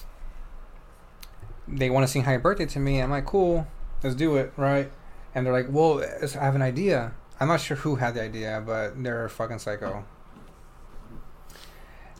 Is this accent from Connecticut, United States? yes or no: no; San Antonio, Texas, United States; We're from San Antonio.